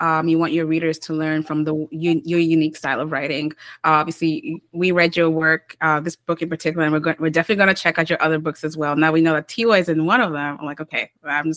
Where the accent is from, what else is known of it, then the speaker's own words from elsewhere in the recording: Kenya; also born or lived in Uganda; now in Toronto, Canada; I'm Ugandan, but then I also grew up in Kenya